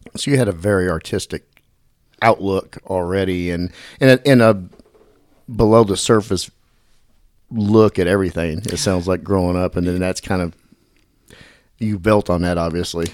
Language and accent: English; Dallas, Texas, United States; growing up in Dallas, I grew up, grew up in the Oak Cliff area